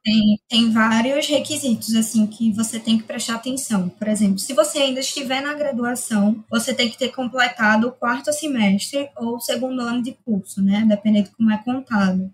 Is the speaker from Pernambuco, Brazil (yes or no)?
yes; Recife, Pernambuco, Brazil; Sou de Recife, nascida em Recife, moro em Recife minha vida toda